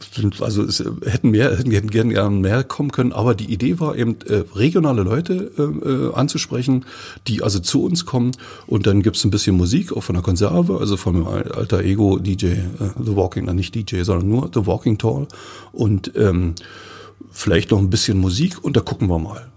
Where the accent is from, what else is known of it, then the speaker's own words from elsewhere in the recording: Forst, Brandenburg, Germany; Ich bin ja gebürtiger Forster